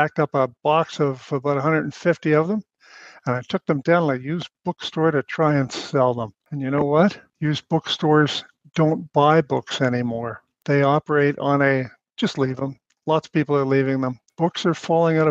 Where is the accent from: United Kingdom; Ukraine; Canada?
Canada; as a Canadian